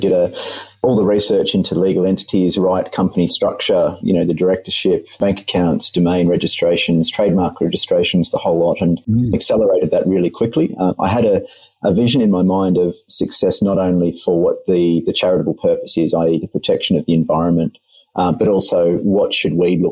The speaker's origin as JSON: {"language": "English", "country": "Australia", "said": "being an Australian myself"}